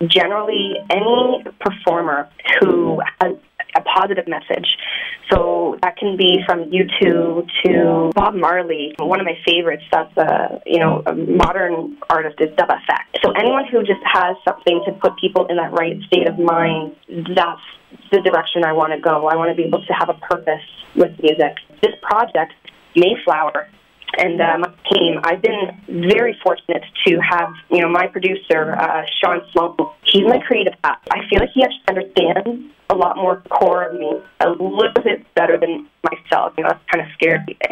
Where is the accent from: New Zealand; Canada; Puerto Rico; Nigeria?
Canada; I'm from Canada, so being down here